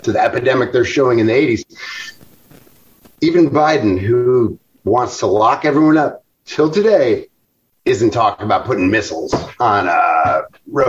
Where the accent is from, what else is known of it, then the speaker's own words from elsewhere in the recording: Chicago, Illinois, United States; I am from Chicago